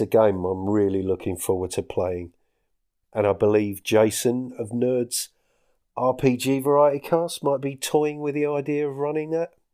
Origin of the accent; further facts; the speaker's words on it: Essex, East of England, United Kingdom; moved away as an adult; now in Scottish Highlands, United Kingdom; I'm from Essex, in case you couldn't tell.